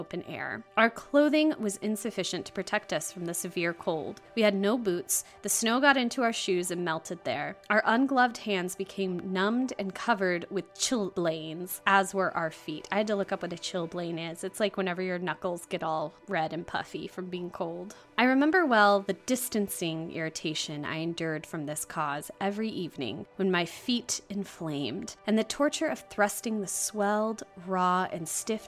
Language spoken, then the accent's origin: English; United States; as an American